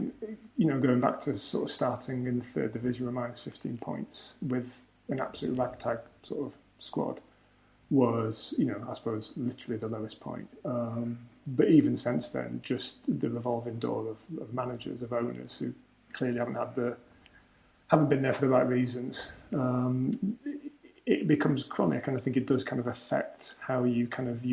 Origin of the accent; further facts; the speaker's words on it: Leeds, Yorkshire and the Humber, United Kingdom; I'm from Leeds